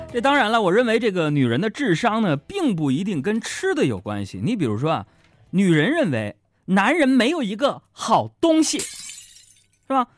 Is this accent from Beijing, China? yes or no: yes; Beijing, China; 咱们北京人